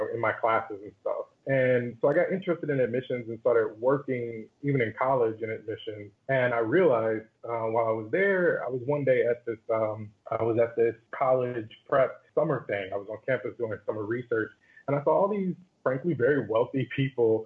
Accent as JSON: {"language": "English", "region": "Arkansas", "country": "United States", "also_born_or_lived": "Boston, Massachusetts", "moved": "yes", "said": "I'm from Arkansas, single mom, you know, first in my family to go to college"}